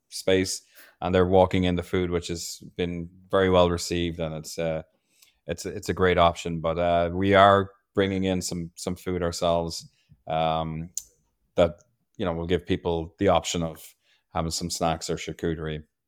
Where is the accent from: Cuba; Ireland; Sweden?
Ireland; now in Maryland, United States; I was born and raised in a pub in Ireland